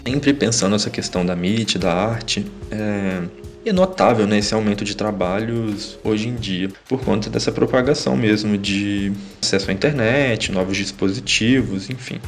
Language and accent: Portuguese; Carangola, Minas Gerais, Brazil; moved away; Eu venho de uma cidade muito pequena, eu cresci em Carangola, uma cidade no interior de Minas